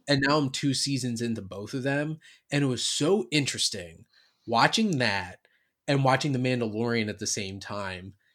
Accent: New Jersey, United States; I'm from South Jersey, so I'm, like, I'm not, like, North Jersey, New York

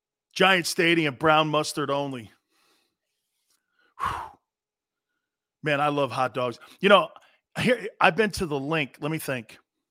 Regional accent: East Coast, United States; See, that's all that East Coast stuff. I love it. I'm from the East Coast, as you could tell.

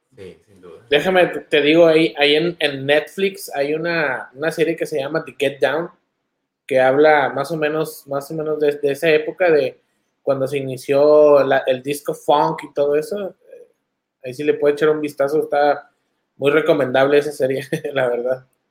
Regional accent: Monterrey, Nuevo León, Mexico; moved away; muchos de nosotros que crecimos allá en Monterrey

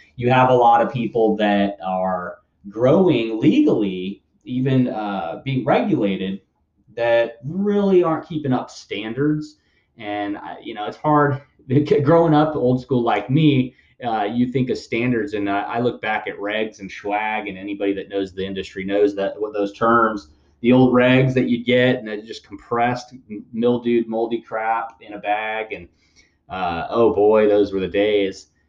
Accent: United States; us as Americans

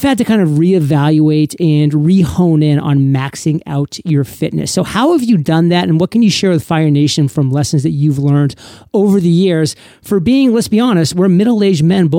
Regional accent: Maine, United States; now in San Diego, United States; I didn't actually even get to meet Kate till I was 29 years old because I grew up in Maine. She grew up in San Diego. I had to move to San Diego at 29 years old to meet her.

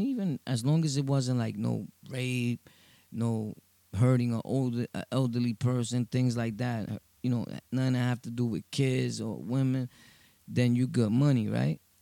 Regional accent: New York City, New York, United States; from Brooklyn, Sunset Park

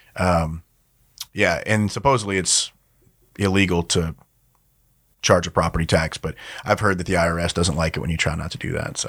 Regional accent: Louisiana, United States; I grew up in Louisiana

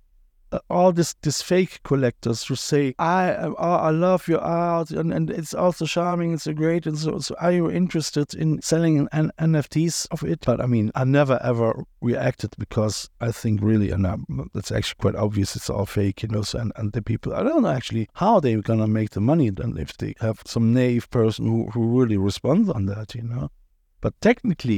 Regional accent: Cologne, North Rhine-Westphalia, Germany; we are both from Cologne

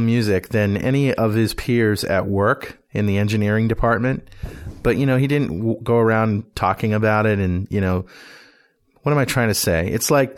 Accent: New England, United States; I was brought up in New England, you know, a bit puritanical

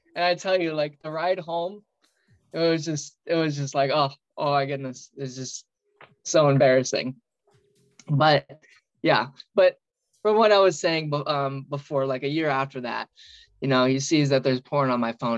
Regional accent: outside of St. Louis, Illinois, United States; I grew up in Illinois, uh, outside of St. Louis, um, literally over the river

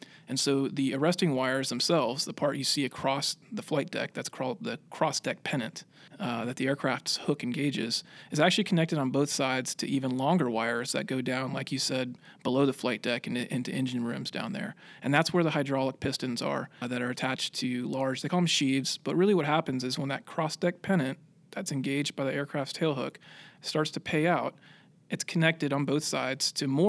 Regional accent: Pensacola, Florida, United States; Florida, not far from Pensacola, actually. Played a lot of sports in high school, kind of figured that growing up around Pensacola and being able to see all the airplanes flying around there made it look like a pretty cool job

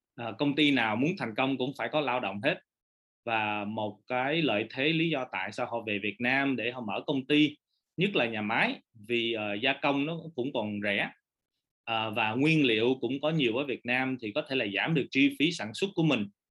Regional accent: Orange County, California, United States; moved away as an adult; now in Vietnam; cái thời gian ở quận cam tới 18 tuổi

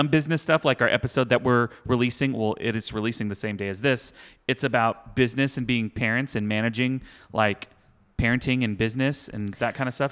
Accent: Houston, Texas, United States; I grew up in Houston, like, two-stepping

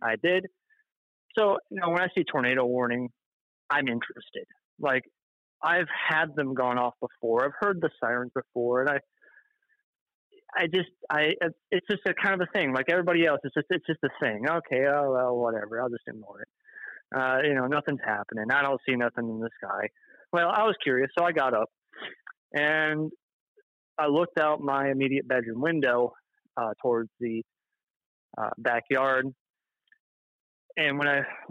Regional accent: Michigan, United States; moved away as an adult; now in Tennessee, United States; born and raised in Michigan for about 20 years

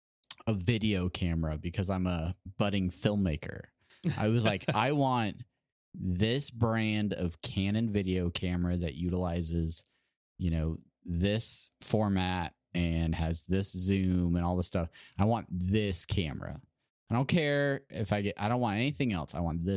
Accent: California, United States; I had to work three jobs growing up in Southern California to try and eat and have a vehicle and have a place to live

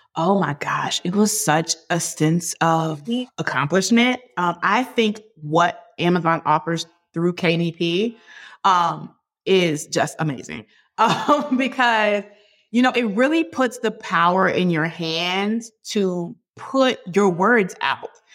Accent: Hampton, Virginia, United States; We grew up together in Hampton, Virginia

